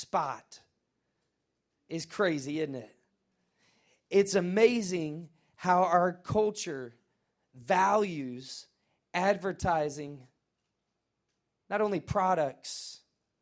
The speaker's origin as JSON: {"language": "English", "town": "Nashville", "region": "Tennessee", "country": "United States", "said": "I'm from Nashville."}